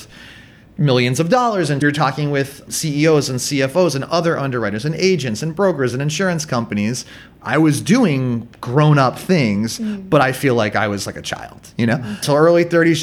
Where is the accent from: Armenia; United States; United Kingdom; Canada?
United States; near Boston, Massachusetts; moved away as an adult; now in Vietnam; I still lived in my hometown